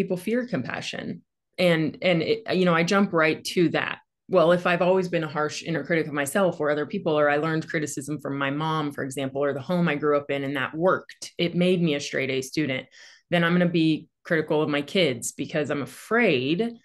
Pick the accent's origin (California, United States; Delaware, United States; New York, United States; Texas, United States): California, United States; Central Valley; moved away as an adult; also born or lived in Fremont, California; I was born in Fremont and lived like inland, you know, the Central Valley for my whole life until about 4 years ago.